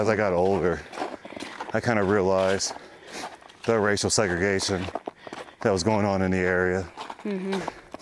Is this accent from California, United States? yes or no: no; Illinois, United States; moved away; also born or lived in Fairview Heights, Illinois; Grew up, well, it was a little small town.